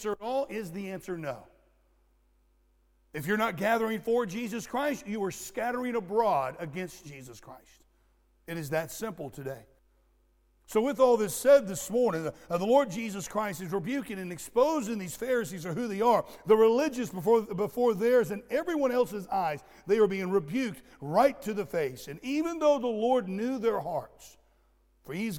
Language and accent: English; Florida, United States; I was raised in Florida, and we had orange groves all over the place